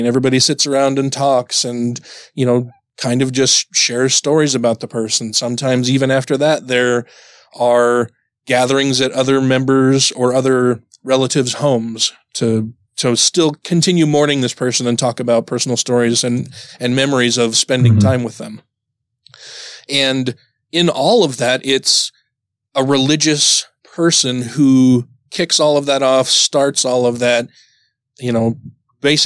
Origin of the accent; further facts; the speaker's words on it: Utah, United States; me growing up here in Utah